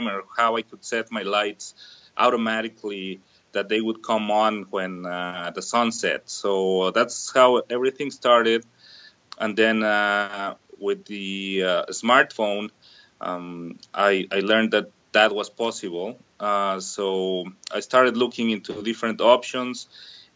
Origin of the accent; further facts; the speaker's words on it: Mexico City, Mexico; moved away as an adult; now in Southern Ontario, Canada; I'm originally from Mexico City